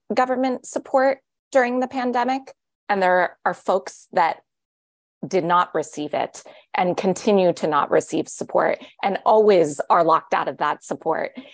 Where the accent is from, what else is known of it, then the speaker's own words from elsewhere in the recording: Los Angeles, California, United States; my hometown of Los Angeles